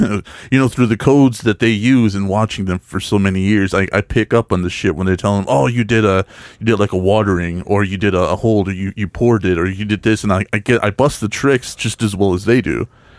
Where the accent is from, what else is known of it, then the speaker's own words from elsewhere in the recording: Texas, United States; I'm from Texas.